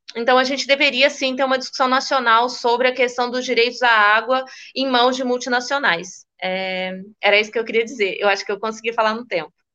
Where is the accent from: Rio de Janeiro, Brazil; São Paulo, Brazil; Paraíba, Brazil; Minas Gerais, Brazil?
Minas Gerais, Brazil; Eu, como mineira